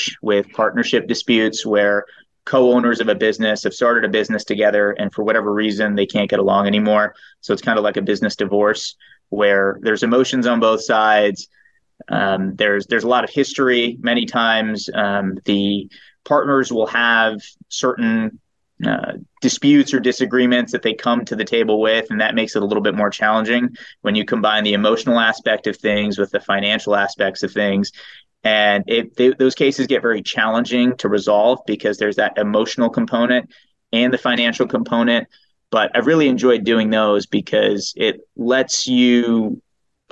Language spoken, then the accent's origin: English; Eastern Shore, Maryland, United States; moved away as an adult; also born or lived in New York; now in Los Angeles, United States; I was born in New York. And for undergrad, I went to University of Maryland. I grew up in Maryland on the Eastern Shore, which is pretty rural